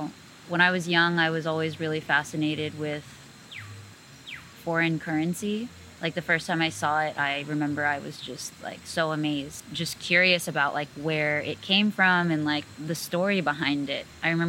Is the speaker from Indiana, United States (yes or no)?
no; Rio Grande Valley, Texas, United States; moved away as an adult; also born or lived in Houston, Texas; I'm from the border between Texas and Mexico, but I grew up on the U.S. side in a region called the Rio Grande Valley. I was born in Houston, but I spent my life growing up down there in the valley.